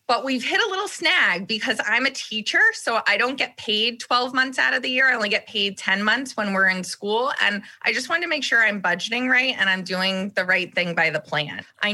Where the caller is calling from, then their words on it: New York, United States; I'm calling from just outside of New York City.